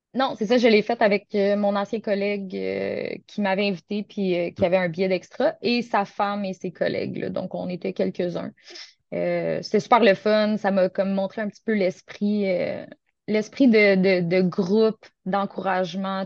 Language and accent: French; Gatineau, Quebec, Canada; moved away as an adult; now in Sainte-Catherine-de-la-Jacques-Cartier, Canada; je viens originellement de Gatineau, qui est tout près de la capitale du Canada, Ottawa.